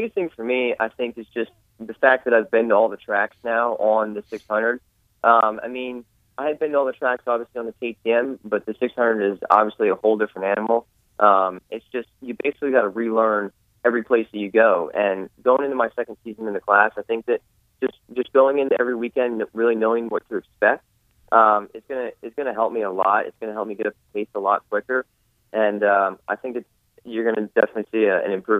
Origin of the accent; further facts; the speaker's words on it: Pennsylvania, United States; Oh, I'm from Pennsylvania.